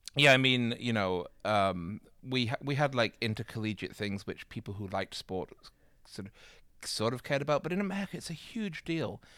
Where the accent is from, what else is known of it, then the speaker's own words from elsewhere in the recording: Manchester, North West England, United Kingdom; moved away; I'm from Manchester in England